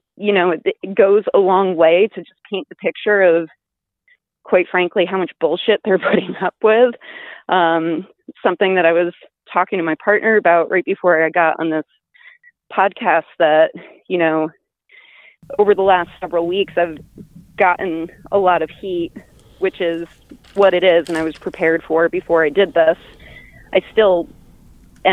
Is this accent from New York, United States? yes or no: yes; Berne, New York, United States; as a kid growing up in Bern, I mean, I was surrounded by cows. I grew up on a farm